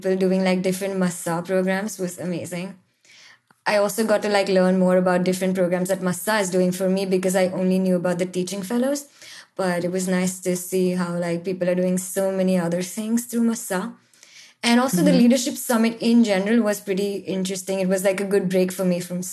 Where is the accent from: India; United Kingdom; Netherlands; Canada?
India; moved away as an adult; now in Israel; growing up in India is like always being the only Jewish girl in your class in school